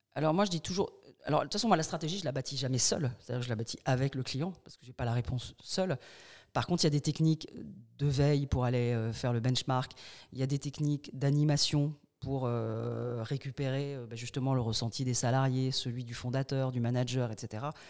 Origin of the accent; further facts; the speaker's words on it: Paris, Île-de-France, France; moved away as an adult; now in Bordeaux, France; je suis parisienne au départ